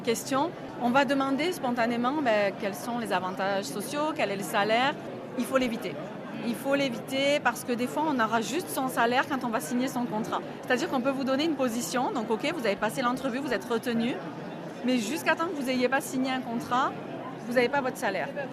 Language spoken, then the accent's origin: French; Marseille, Provence-Alpes-Côte d'Azur, France; moved away as an adult; now in New Brunswick, Canada; Je suis originaire de Marseille, dans le sud de la France, et depuis presque sept ans maintenant, je vis au Nouveau-Brunswick